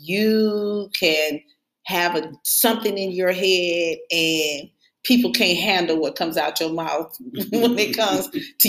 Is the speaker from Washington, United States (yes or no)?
no; York, Alabama, United States; I was born in Alabama.